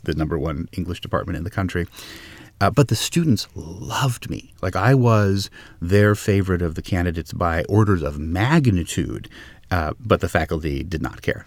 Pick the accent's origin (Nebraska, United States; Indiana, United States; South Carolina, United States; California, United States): California, United States; Los Angeles; I grew up in Los Angeles